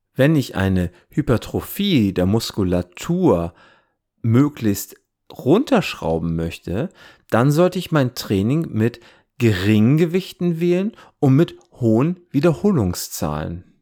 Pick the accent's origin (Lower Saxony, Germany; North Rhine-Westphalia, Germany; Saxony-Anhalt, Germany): Lower Saxony, Germany; Wesermarsch; Ich bin in der Wesermarsch aufgewachsen